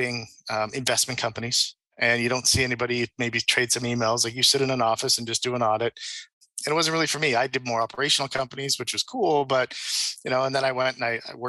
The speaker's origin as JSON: {"language": "English", "town": "Saint John", "region": "New Brunswick", "country": "Canada", "tie": "born or raised there", "also_born_or_lived": "Nova Scotia / Halifax", "moved": "as an adult", "lives_now": "Costa Rica", "said": "I'm originally from St. John, New Brunswick, which is the east coast of Canada, the little maritime provinces. So I grew up there"}